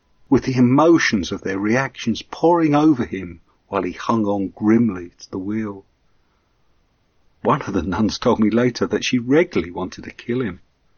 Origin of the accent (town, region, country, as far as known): England, United Kingdom